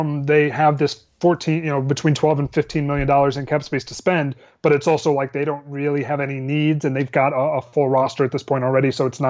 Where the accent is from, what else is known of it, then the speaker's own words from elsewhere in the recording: Atlanta, Georgia, United States; born there; now in San Diego, United States; I was born in Atlanta, but I didn't grow up with the Hawks really